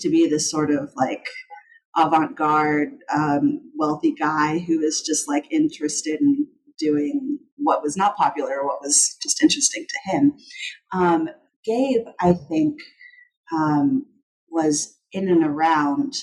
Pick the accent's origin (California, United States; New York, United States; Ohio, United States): California, United States; San Francisco Bay Area; I'm from the San Francisco Bay Area